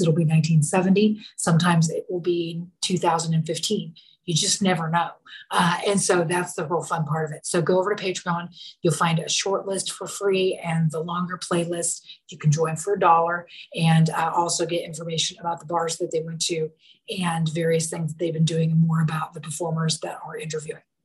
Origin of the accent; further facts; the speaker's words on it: Portland, Oregon, United States; also born or lived in Dallas / Austin; I'm not from the South. I'm from Oregon, mm. but um, I'm from Portland.